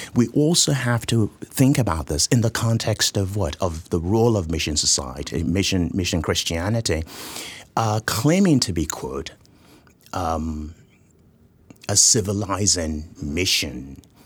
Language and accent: English; southwestern Nigeria, Nigeria; I was born and raised in Nigeria, in southwestern Nigeria.